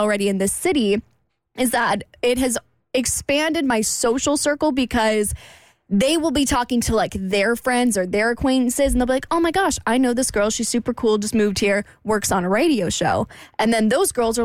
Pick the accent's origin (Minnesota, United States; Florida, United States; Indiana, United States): Florida, United States; Jacksonville; moved away as an adult; I come from Jacksonville. That's where I grew up.